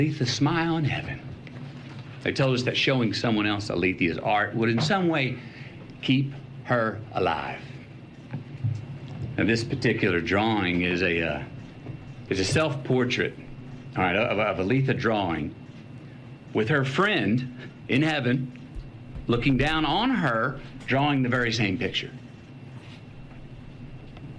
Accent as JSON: {"language": "English", "town": "Uvalde", "region": "Texas", "country": "United States", "tie": "born or raised there", "said": "my hometown of Uvalde"}